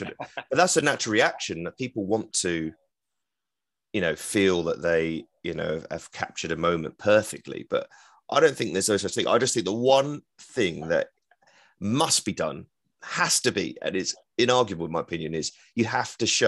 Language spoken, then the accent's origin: English; England, United Kingdom; I'm English commentating on England, a football fan, understanding that the majority of the audience wants England to win.